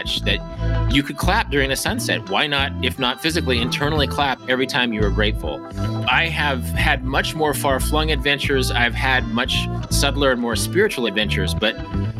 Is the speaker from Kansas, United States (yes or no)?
yes; Wichita, Kansas, United States; I was working at a supermarket in Wichita, Kansas, my hometown